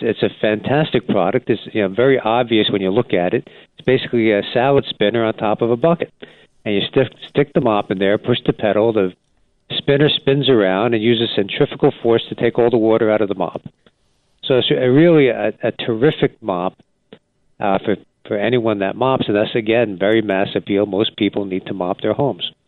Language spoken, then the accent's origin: English; New Jersey, United States; I grew up in New Jersey and loved the state